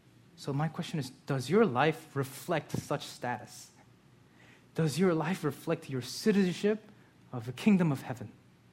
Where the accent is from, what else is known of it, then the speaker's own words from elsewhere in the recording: Lansdale, Pennsylvania, United States; born there; I haven't because I was born in Lansdale. When I went to Korea, they gave me a citizenship. So when I go to Korea now, I have to serve in the army.